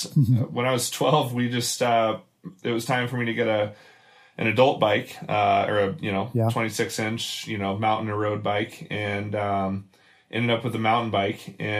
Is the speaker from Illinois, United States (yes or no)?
no; Louisville, Kentucky, United States; I grew up in Louisville, Kentucky